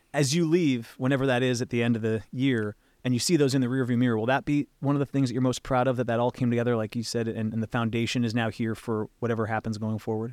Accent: West Coast, United States; I grew up on the West Coast

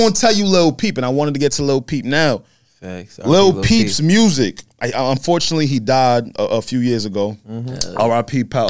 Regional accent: Roosevelt, New York, United States; I'm from Roosevelt. Very small neighborhood

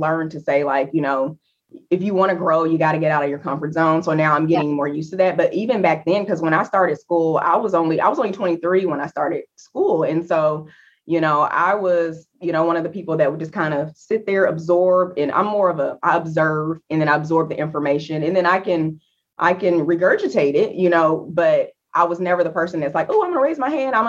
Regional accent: Alton, Illinois, United States; now in Houston, United States; I am originally from the Midwest. So small town, Alton, Illinois, right outside of St. Louis, Missouri.

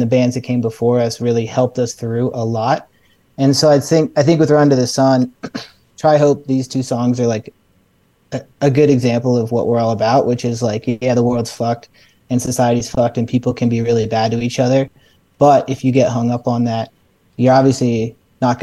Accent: Salt Lake City, Utah, United States; we come from Salt Lake. We all grew up here

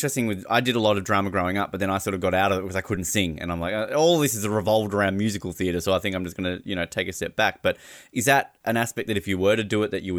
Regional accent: Australia; as an Australian

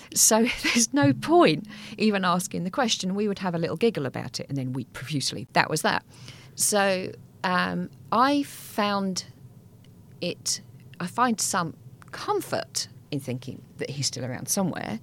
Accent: England, United Kingdom; we're English

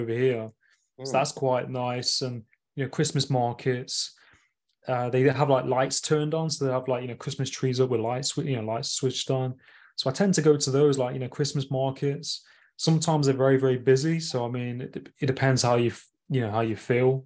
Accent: Nottingham, East Midlands, United Kingdom; my hometown in Nottingham, like upcountry in the UK

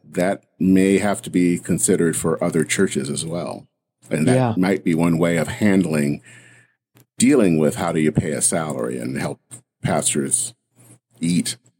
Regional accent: Michigan, United States; growing up in Michigan

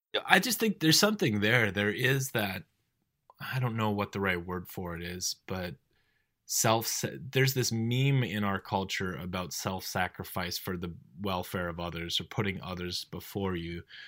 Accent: North Dakota, United States; I grew up in North Dakota.

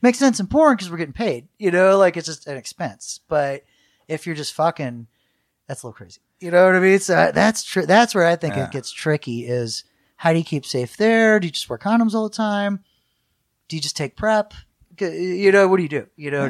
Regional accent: Michigan, United States; born there; also born or lived in Washington, D.C. / Florida / New Orleans; I was born in Michigan and then DC, Florida, New Orleans, but my parents are from the South in Kansas, so we're kind of, this is a big mix.

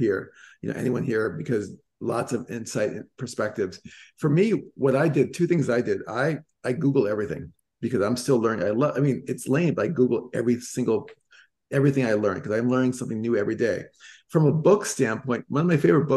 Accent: Boston, Massachusetts, United States; now in California, United States; I'm originally from Boston

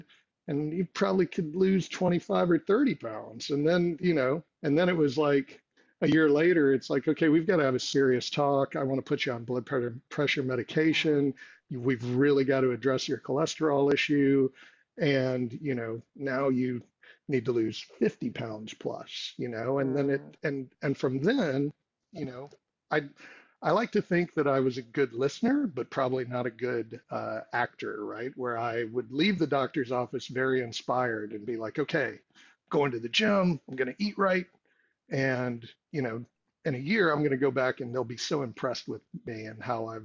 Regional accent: Texas, United States; I grew up in Texas

